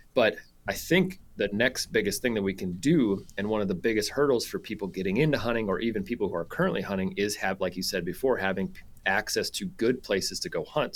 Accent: South Dakota, United States; moved away as an adult; I grew up in South Dakota

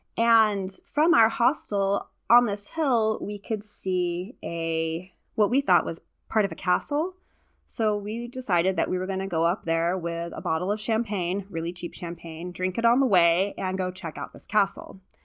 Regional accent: California, United States; moved away; I'm from California originally. We don't have fireflies

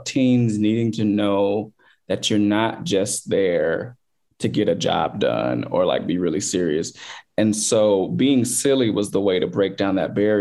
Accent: Chicago, Illinois, United States; I grew up in the South suburbs of Chicago

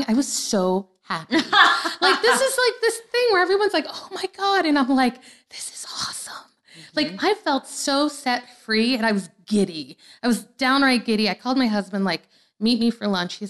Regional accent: New Orleans, Louisiana, United States; moved away as an adult; also born or lived in Forest Hills, New York; I moved to New Orleans when I was 6 from Forest Hills.

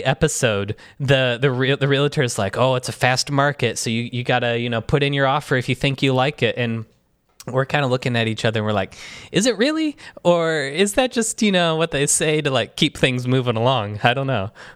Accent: Michigan, United States; moved away as an adult; also born or lived in New York; growing up in Michigan

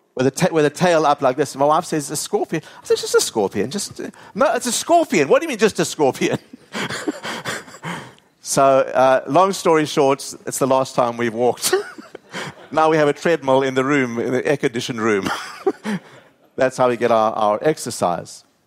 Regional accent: South Africa; moved away; growing up in South Africa

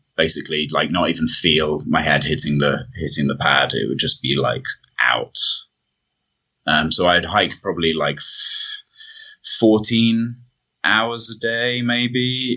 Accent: United Kingdom; I can go in for as a British citizen

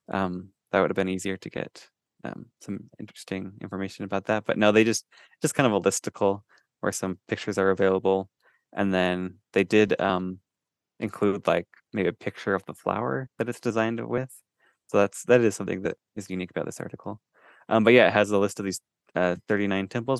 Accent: Idaho Falls, Idaho, United States; I grew up in Idaho Falls

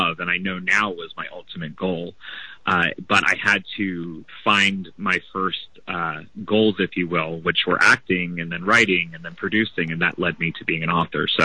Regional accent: right outside of Philadelphia, New Jersey, United States; I grew up in right outside of Philadelphia, New Jersey

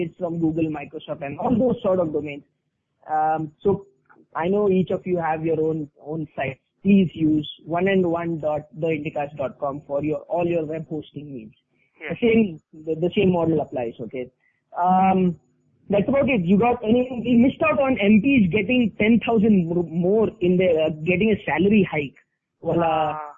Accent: India; being an Indian

